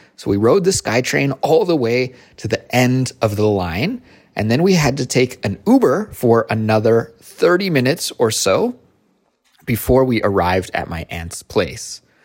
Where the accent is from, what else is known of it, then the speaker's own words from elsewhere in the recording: Kelowna, British Columbia, Canada; moved away as an adult; now in Seoul, South Korea; my hometown which is called Kelowna